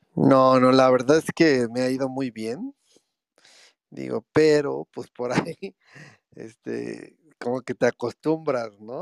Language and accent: Spanish; Mexico; Yo soy de México